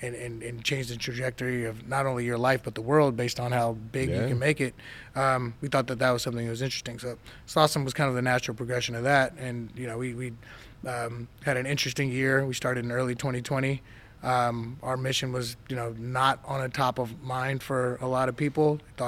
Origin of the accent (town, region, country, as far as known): Inglewood, California, United States; born or raised there; also born or lived in Detroit, Michigan